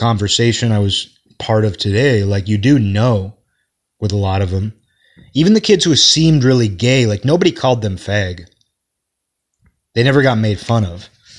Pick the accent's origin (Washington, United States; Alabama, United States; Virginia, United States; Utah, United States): Washington, United States; Kirkland; that's kind of how we acted when I was growing up in Kirkland.